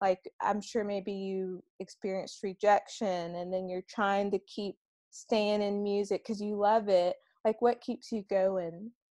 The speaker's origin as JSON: {"language": "English", "town": "Columbia", "region": "South Carolina", "country": "United States", "said": "I'm from Columbia"}